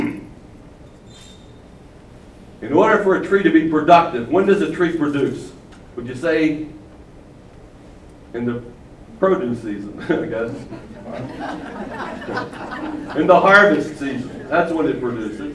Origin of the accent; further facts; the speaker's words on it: Baltimore, Maryland, United States; I'm from Baltimore. I'm from a racetrack area